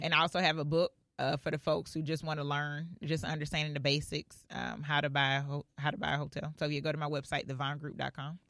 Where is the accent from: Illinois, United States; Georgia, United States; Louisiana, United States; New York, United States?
Georgia, United States; Clayton County; also born or lived in Philadelphia, Pennsylvania; I was actually raised in Clayton County